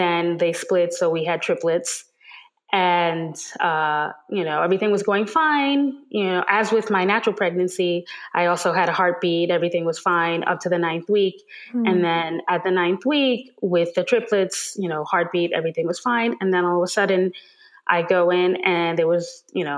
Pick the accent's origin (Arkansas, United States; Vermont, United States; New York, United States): New York, United States; New York City; I am a native New Yorker, born and raised in Manhattan.